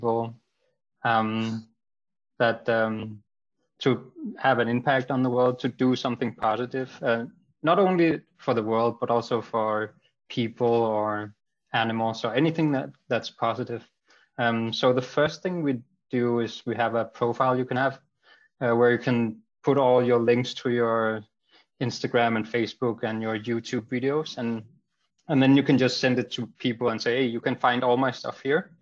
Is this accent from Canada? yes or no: no; Greenland; I grew up in Greenland